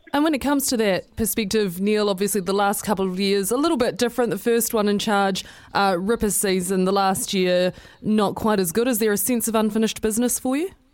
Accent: New Plymouth, Taranaki, New Zealand; I am actually from New Plymouth

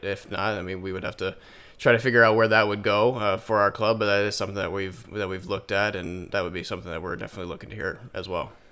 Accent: Indiana, United States; now in Michigan, United States; I'm actually from Indiana.

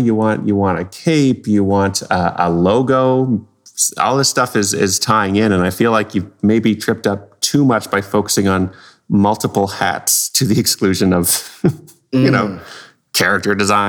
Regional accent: Canada; as a Canadian

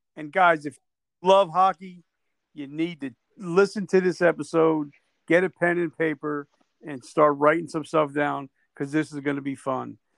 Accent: New Jersey, United States; I'm from Jersey

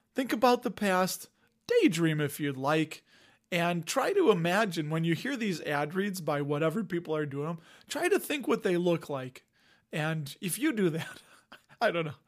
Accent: Cook County, Illinois, United States; I was raised in Cook County, went to Cook County Public Schools

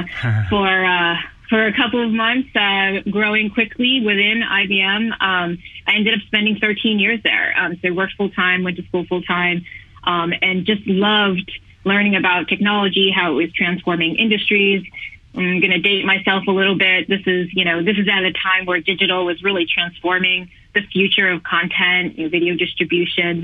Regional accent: New York, United States; Born and raised in New York

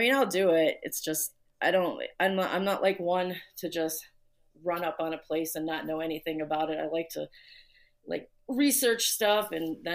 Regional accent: Indiana, United States; moved away as an adult; now in Chicago, United States; I grew up in Indiana, but I was born here, and I moved back when I was in my 20s, younger 20s.

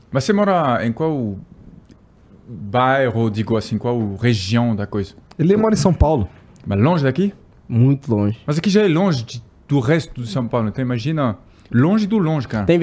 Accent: Paris, Île-de-France, France; Portuguese is a second language; Sou de Paris, mas pelo amor de Deus, né?

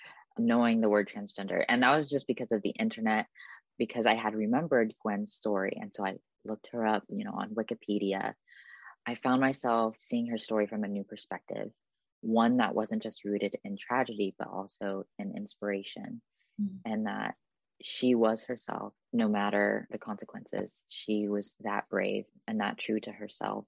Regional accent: Newark, California, United States; lived in my hometown of Newark, California

